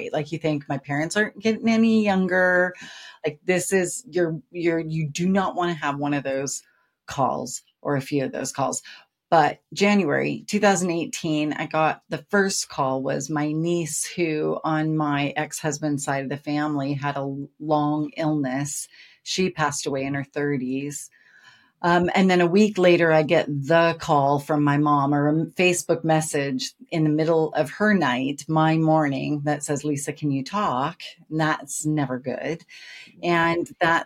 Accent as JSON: {"language": "English", "town": "Seattle", "region": "Washington", "country": "United States", "tie": "born or raised there", "also_born_or_lived": "Portland, Oregon", "moved": "as an adult", "lives_now": "England, United Kingdom", "said": "born and raised in Seattle"}